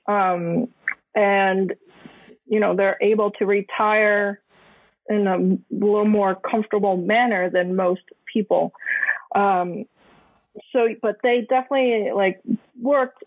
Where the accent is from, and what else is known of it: United States; born or raised there; also born or lived in Hong Kong / Taiwan